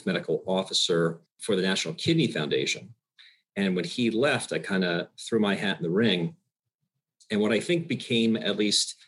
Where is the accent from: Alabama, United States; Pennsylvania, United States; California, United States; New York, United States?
Pennsylvania, United States; Bucks County; also born or lived in Michigan / Philadelphia; I grew up in Bucks County, Pennsylvania